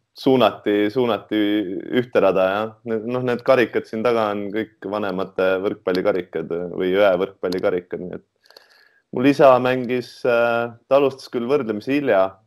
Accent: Tartu, Tartu County, Estonia; moved away as an adult; also born or lived in Tallinn; üdini, üdini Tartu poiss

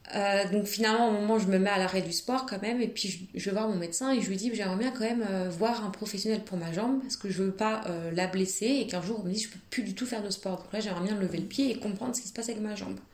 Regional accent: Nantes, Pays de la Loire, France; now in Paris, France; je viens de Nantes et là je travaille sur Paris

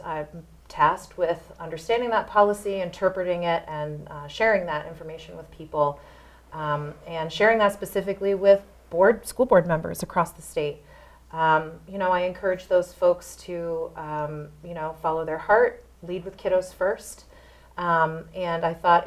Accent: Bow, New Hampshire, United States; now in Concord, United States; I grew up really nearby in Bow, incredibly familiar with this area

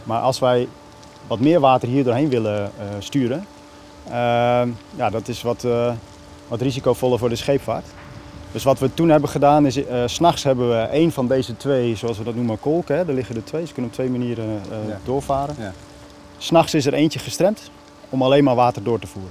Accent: Friesland, Netherlands; moved away; ik ben opgegroeid in Friesland

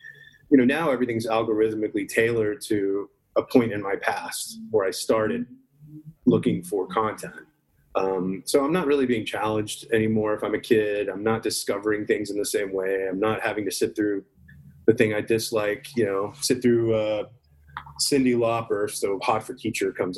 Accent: Dallas, Texas, United States; also born or lived in Garland, Texas; growing up in Dallas and Garland, Texas

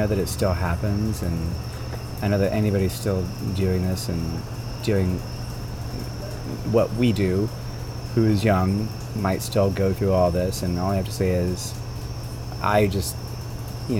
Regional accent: Arlington, Texas, United States; moved away; also born or lived in Fort Worth, Texas / New York; I was born in Fort Worth, Texas. I grew up in Arlington, Texas

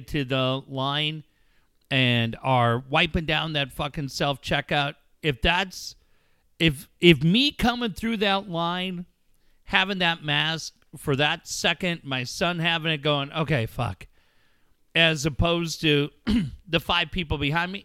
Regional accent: Encinitas, California, United States; my hometown of Encinitas

